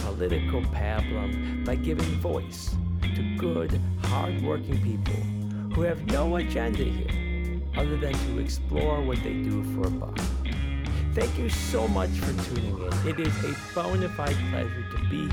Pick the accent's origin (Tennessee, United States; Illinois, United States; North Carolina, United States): Illinois, United States; Chicago; moved away; also born or lived in Berlin; my hometown in Chicago